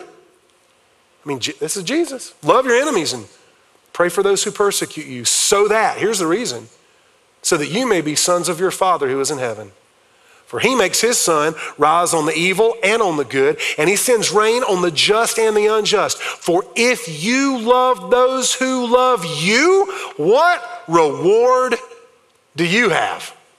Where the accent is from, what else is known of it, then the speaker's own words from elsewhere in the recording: Fountain Inn, South Carolina, United States; I grew up in Fountain Inn, South Carolina.